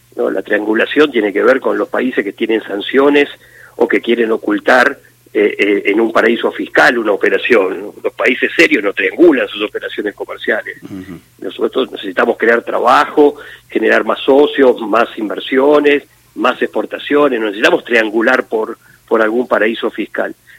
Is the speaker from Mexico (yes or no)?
no; Argentina